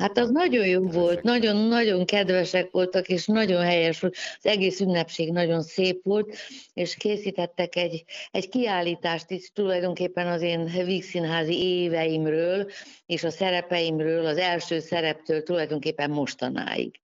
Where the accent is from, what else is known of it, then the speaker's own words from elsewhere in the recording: Budapest, Hungary; én háborús gyerek vagyok, szóval én a háború alatt születtem, és lebombázott Budapest volt a, az én első emlékem